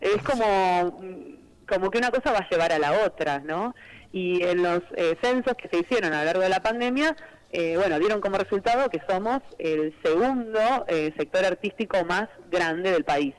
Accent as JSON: {"language": "Spanish", "town": "Chivilcoy", "region": "Buenos Aires Province", "country": "Argentina", "tie": "born or raised there", "said": "Yo bailaba tango y folclore en Chivilcoy, que es mi ciudad natal, en la provincia de Buenos Aires"}